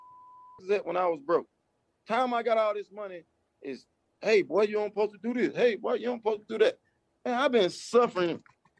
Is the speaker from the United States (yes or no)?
yes; Atlanta, Georgia, United States; I'm from Atlanta